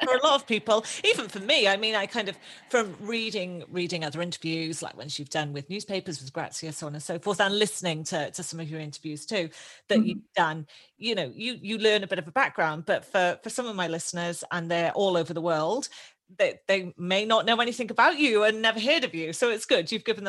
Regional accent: United Kingdom; now in Australia; And for me, obviously Australia, I'm a British Australian. Australia is my second home. I'm an Australian citizen and I love that.

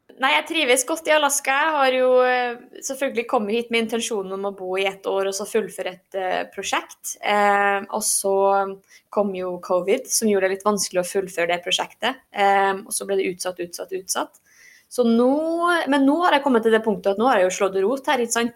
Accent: Norway; moved away as an adult; now in Fairbanks, United States; jeg er norsk

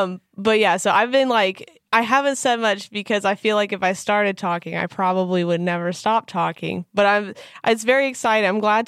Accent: Kansas City, Missouri, United States; now in Nashville, United States; Because I'm originally from Kansas City.

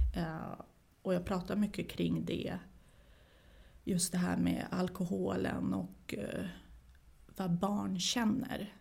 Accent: Sweden; also born or lived in former Yugoslavia; jag är ju inte svensk, eh, men jag har ju vuxit upp här

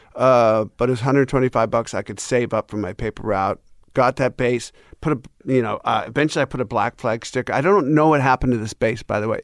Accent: United States; I'm American

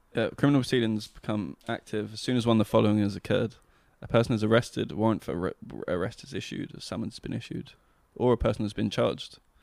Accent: Scotland, United Kingdom; I am a Scot

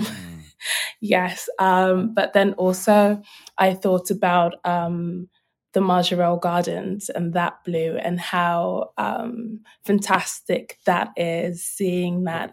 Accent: London, United Kingdom; I'm a South Londoner. Um, but I suppose for me, growing up, um, I'm Nigerian. My parents are Nigerian, but I was born here

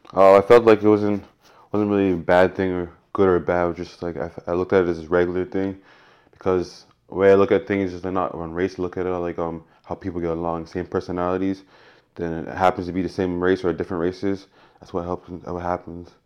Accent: Canada; growing up in Canada

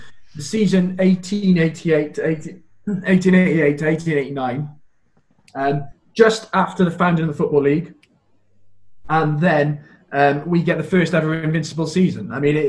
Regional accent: Wales, United Kingdom; as we as Welsh know

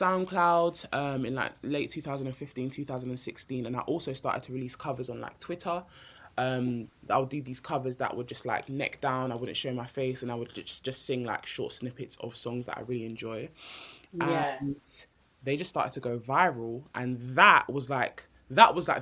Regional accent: Nigeria; I'm Nigerian

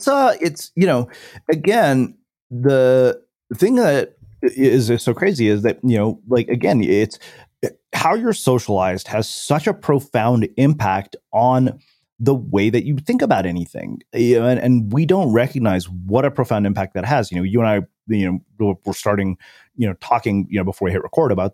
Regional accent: India; growing up in India, where, you know, when our parents were growing up, their outcomes were pretty much binary.

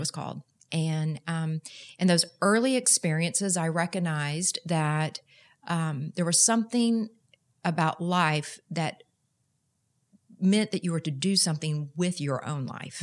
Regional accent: Houston, Texas, United States; moved away as an adult; also born or lived in Austin; now in Dallas, United States; I am proud to say I'm a native Texan, but I grew up in Houston

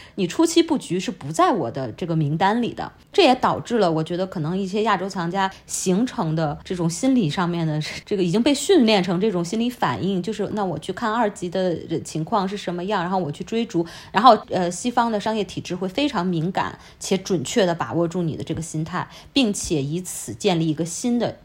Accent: China; moved away as an adult; now in London, United Kingdom; 我们中国人只能接触到，呃，西方给予我们的信息

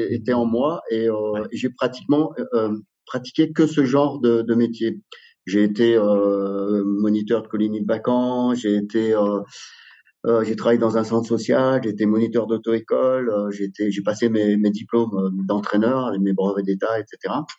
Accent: Drôme, Auvergne-Rhône-Alpes, France; born or raised there; also born or lived in Algeria

